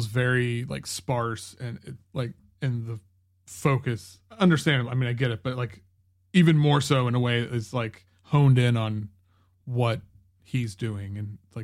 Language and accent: English; United States; I grew up in the States and I didn't move to Germany